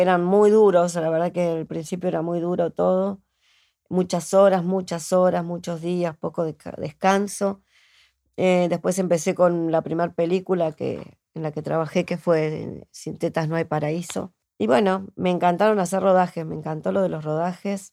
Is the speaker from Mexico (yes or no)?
no; Martínez, Buenos Aires Province, Argentina; yo soy de Martínez